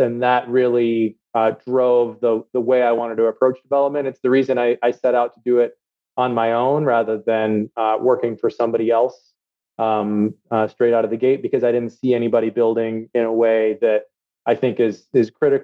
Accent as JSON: {"language": "English", "region": "Minnesota", "country": "United States", "also_born_or_lived": "Chicago / Washington, D.C. / London", "moved": "as an adult", "said": "I'm from Minnesota. And when I moved back with my family to the Twin Cities"}